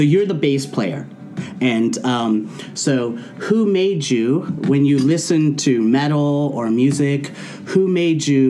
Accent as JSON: {"language": "English", "town": "San Francisco", "region": "California", "country": "United States", "moved": "yes", "lives_now": "Japan", "said": "I'm from San Francisco, so the San Francisco thrash scene"}